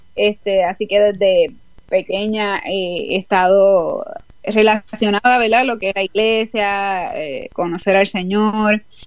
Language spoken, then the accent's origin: Spanish; Puerto Rico; moved away as an adult; now in Houston, United States; Pues ahora mismo estoy en Houston, Texas, aquí en los Estados Unidos, hace cuatro años y medio, pero soy original de Puerto Rico.